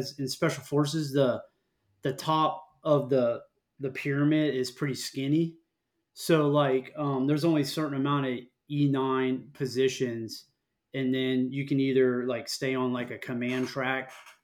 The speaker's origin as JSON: {"language": "English", "region": "Florida Keys", "country": "United States", "tie": "born or raised there", "said": "I grew up here in Florida, down in on an island in the Florida Keys, like south of Key Largo."}